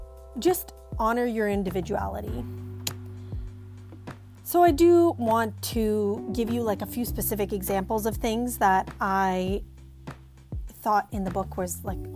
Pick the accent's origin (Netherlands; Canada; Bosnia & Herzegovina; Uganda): Bosnia & Herzegovina; moved away; me growing up in Bosnia